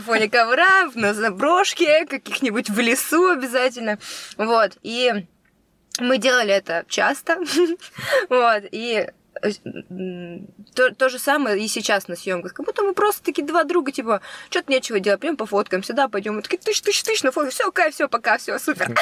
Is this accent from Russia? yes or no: yes; Kostroma, Kostroma Oblast, Russia; moved away; я из Костромы